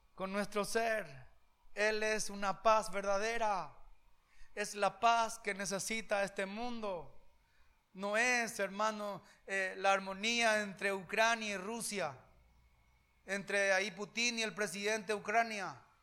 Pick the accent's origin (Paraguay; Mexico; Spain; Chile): Paraguay; Yo ya no soy simplemente paraguayo